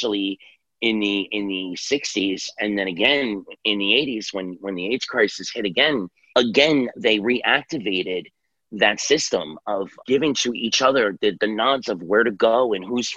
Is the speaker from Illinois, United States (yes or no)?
no; New York City, New York, United States; I grew up in New York City